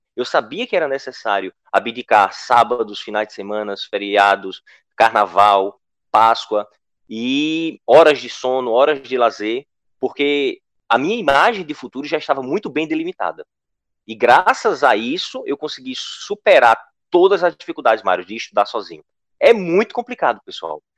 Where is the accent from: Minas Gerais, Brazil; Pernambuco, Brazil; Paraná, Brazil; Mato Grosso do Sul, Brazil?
Pernambuco, Brazil; interior of; born or raised there